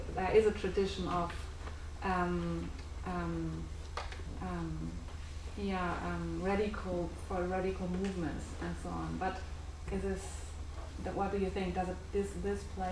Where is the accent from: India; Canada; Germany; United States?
Germany; moved away as an adult; I'm from Germany. I'm here for 2 months now